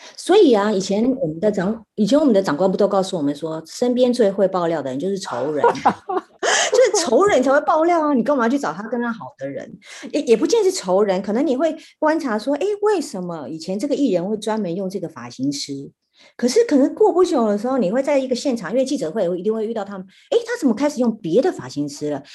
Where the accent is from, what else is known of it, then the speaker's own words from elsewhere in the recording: Taiwan; 我们都是台湾人